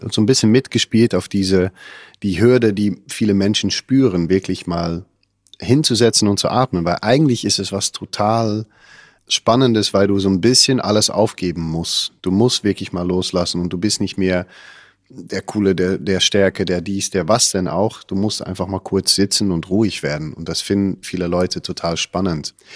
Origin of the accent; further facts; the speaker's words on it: Netherlands; ich kenne das als Holländer gar nicht